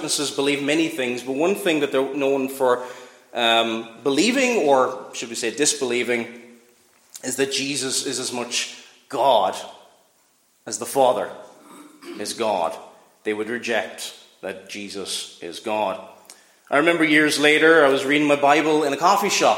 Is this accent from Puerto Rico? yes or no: no; Cork, Munster, Ireland; I was growing up in Cork